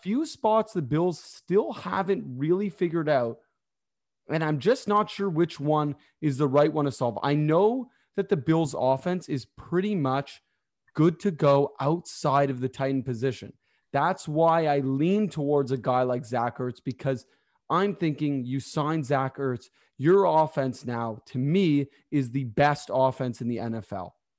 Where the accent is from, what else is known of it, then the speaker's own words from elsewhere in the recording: Toronto, Ontario, Canada; I'm actually from Toronto